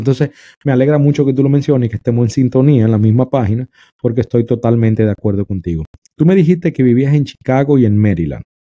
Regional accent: Dominican Republic; en mi país, República Dominicana

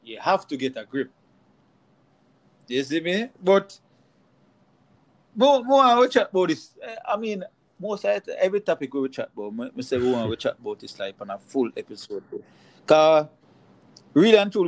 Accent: Jamaica; moved away; We are Jamaican

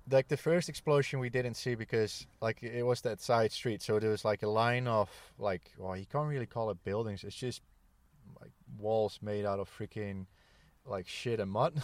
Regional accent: Netherlands; born and raised in the Netherlands

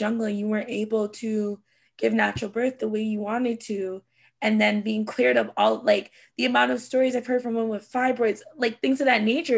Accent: Canada; my family background is like Jamaican. I am Canadian

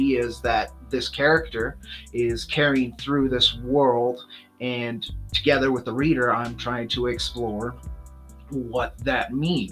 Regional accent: Southwest, United States; I'm from the Southwest. I grew up in that culture.

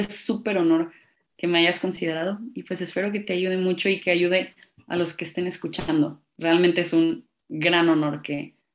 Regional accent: Monterrey, Nuevo León, Mexico; accent: Mexico City accent; now in Mexico City, Mexico; Y, bueno, mi acento, mi acento es raro. Yo soy de Monterrey, pero tengo acento de la Ciudad de México porque llevo viviendo aquí mucho tiempo.

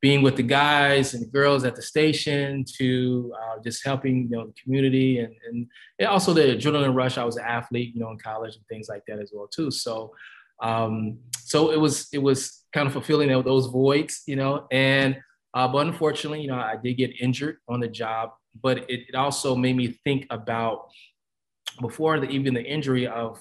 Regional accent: Kansas City, Missouri, United States; I grew up in Midwest, Kansas City, always rep, moved away, come back

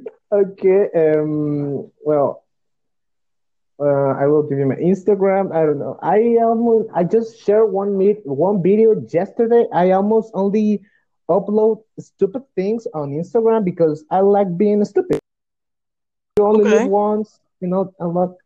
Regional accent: Guatemala; English is a second language; I'm a Latino. I'm from Guatemala

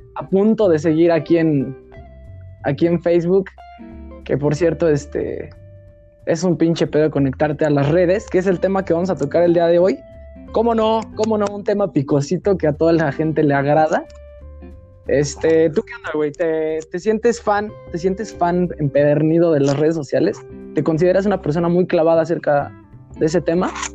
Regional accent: Mexico; como buen mexicano

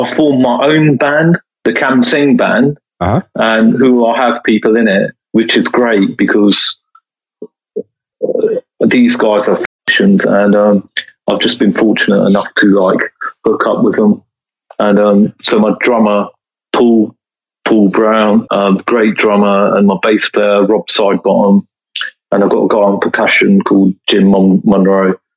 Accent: Bedford, East of England, United Kingdom; my hometown of Bedford

